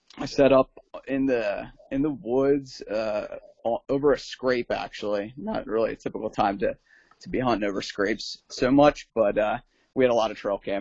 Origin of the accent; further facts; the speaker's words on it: Southeast Pennsylvania, United States; Just a local guy, Southeast Pennsylvania